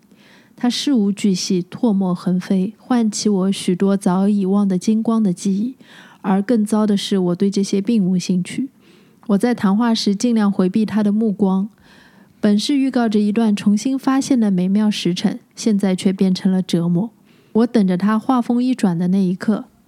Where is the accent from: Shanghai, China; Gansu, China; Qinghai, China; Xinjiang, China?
Shanghai, China; moved away as an adult; also born or lived in France; 我出生在上海嗯，长，长大也在上海，是对大学毕业之后再出去的嘛